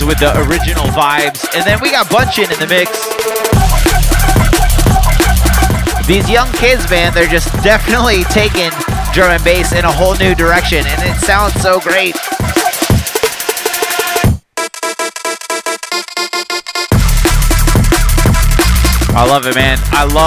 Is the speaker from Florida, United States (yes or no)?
yes; Jacksonville, Florida, United States; moved away; I'm from Jacksonville, Florida originally